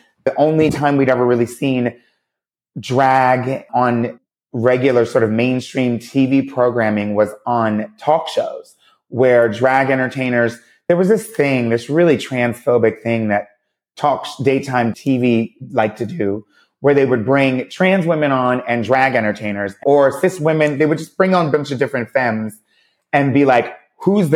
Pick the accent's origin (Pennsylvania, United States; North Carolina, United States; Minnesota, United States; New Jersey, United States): Pennsylvania, United States; near Philadelphia; now in New York, United States; I'm from Pennsylvania and near Philadelphia